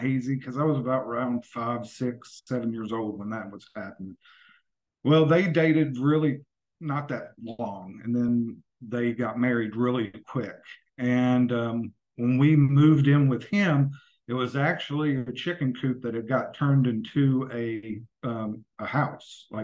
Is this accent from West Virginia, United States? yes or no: yes; Yukon, West Virginia, United States; also born or lived in Bluefield, West Virginia; now in Kansas City, United States; I'm originally from southern West Virginia. I grew up in a very small town called Yukon, West Virginia, right outside of War, which is WAR